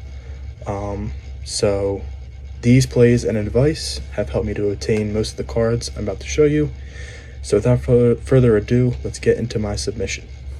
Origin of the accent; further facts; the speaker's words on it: Philadelphia, Pennsylvania, United States; I'm actually from the Philly, Pennsylvania area